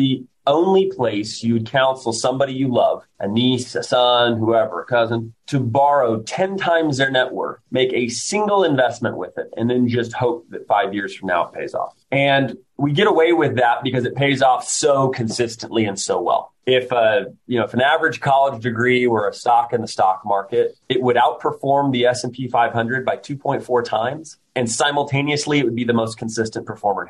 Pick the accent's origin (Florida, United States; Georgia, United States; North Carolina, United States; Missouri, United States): Missouri, United States; Kansas City; moved away as an adult; I grew up outside of Kansas City